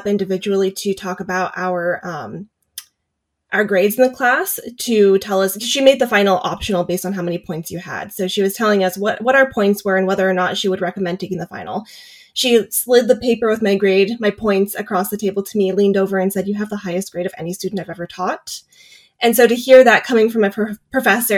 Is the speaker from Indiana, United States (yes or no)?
no; Davis, California, United States; I grew up in Davis, so I've spent a lot of time exploring campus